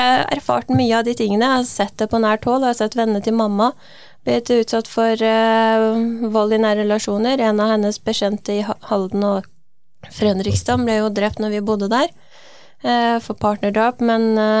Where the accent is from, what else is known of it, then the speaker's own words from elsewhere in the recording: Iran; now in Norway; Selv er jeg jo fra Iran, jeg er født og oppvokst der.